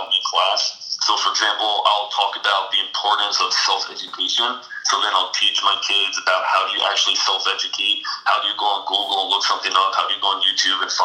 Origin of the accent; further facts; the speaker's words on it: New Jersey, United States; I'm from Jersey